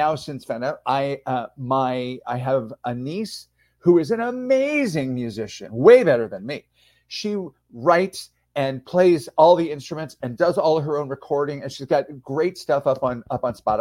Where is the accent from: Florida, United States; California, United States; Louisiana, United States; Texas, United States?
California, United States; San Diego; moved away as an adult; also born or lived in Philadelphia, Pennsylvania / San Francisco, California; now in Spain; I moved to San Diego, California when I was 9. And I spent most of my formative years there and went to college there